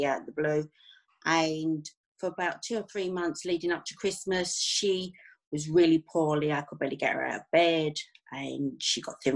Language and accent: English; Essex, East of England, United Kingdom; also born or lived in East London; I am an Essex girl.